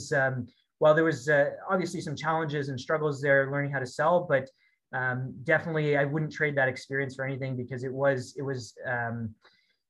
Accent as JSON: {"language": "English", "area": "Bay Area, just south of San Francisco", "region": "California", "country": "United States", "tie": "born or raised there", "also_born_or_lived": "Kingston, Ontario, Canada", "moved": "as an adult", "lives_now": "Edmonton, Canada", "said": "I grew up in the Bay Area, just south of San Francisco"}